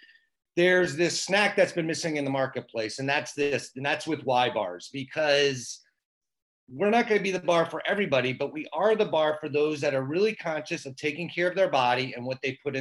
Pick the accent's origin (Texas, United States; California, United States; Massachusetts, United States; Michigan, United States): Michigan, United States; we're from Michigan.